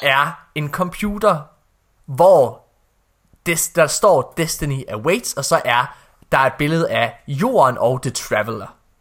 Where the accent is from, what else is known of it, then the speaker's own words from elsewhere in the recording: Ølgod, Southern Denmark, Denmark; det var diskotek Shakespeare i Ølgod, hvor jeg kommer fra